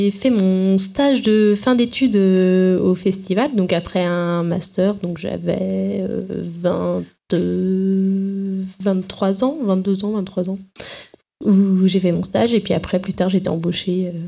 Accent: Occitania, France; Euh, je viens d'à côté de Toulouse.

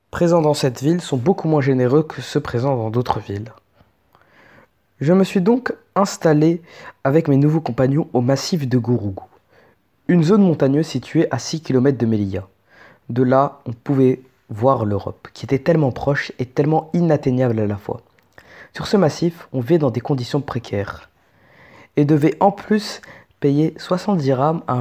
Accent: Fouta Djallon, Guinea; now in Morocco; j'ai 21 ans et je suis un migrant guinéen résident au Maroc. Je suis originaire de la région du Fouta Djallon au nord de la Guinée et suis donc un Peul.

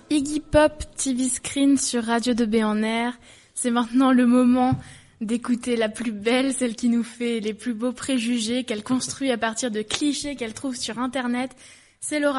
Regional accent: Montreal, Quebec, Canada; je viens de Montréal. J'ai 22 ans.

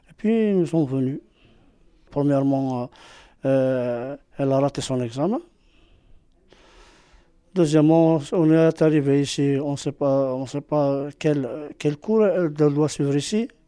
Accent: Algeria; moved away as an adult; now in Marseille, France; Je suis algérien. Je suis venu d'Algérie.

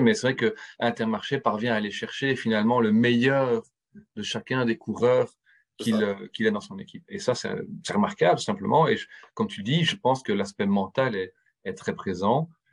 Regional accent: Belgium; en tant que Belge

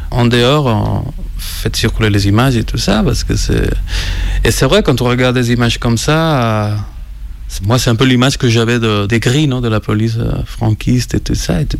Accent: Barcelona, Catalonia, Spain; French is a second language; moved away as an adult; now in Lyon, France; Je viens de Barcelone. Ça fait 10 ans. Je suis déjà à Lyon. Rencontre. Je suis un électeur étranger, comme on dit. Étranger d'étrange, parce que je ne peux pas voter en France.

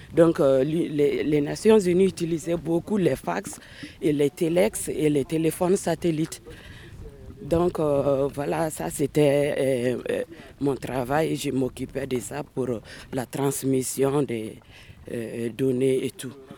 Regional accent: Koutiala, Sikasso Region, Mali; also born or lived in Bamako, Mali; now in France; Je suis née à Bamako et j'ai fait mon enfance euh, vers le sud du Mali, dans une ville qui s'appelle Kouchala, un cercle de la région de Sikasso

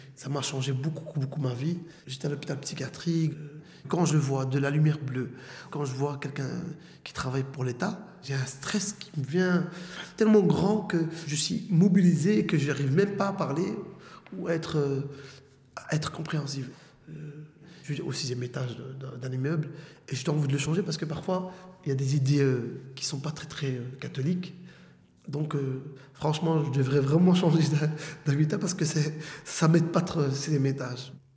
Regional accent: Molenbeek, Brussels-Capital Region, Belgium; j'ai grandi à Molenbeek, entre Étendard et Comte de Flandre.

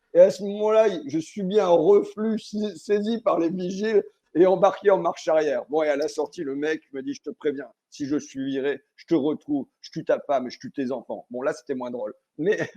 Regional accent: Picardy, Hauts-de-France, France; petits gars qu'on est de Picardie

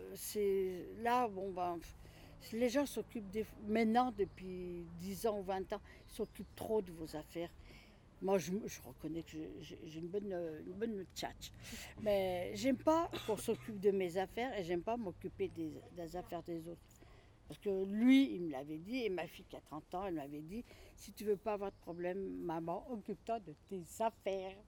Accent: Lyon, Auvergne-Rhône-Alpes, France; moved away as an adult; also born or lived in Vergoin, Lyon; je suis de la Croix-Rousse. Et eh ben, à la MJC de la Croix-Rousse, rue Gratalou, on jouait à la babasse, on jouait au baby-foot

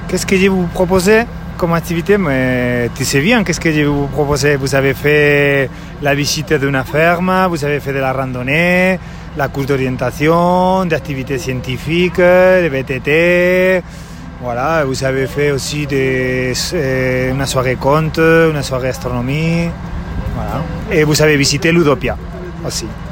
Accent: Castilla-La Mancha, Spain; moved away; je suis espagnol de Castilla-La Mancha, entre Madrid et Andalousie.

